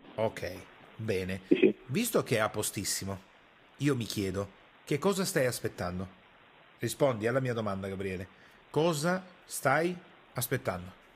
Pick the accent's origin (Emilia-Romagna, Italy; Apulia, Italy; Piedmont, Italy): Piedmont, Italy; io sono piemontese e arrivo da quella cultura lì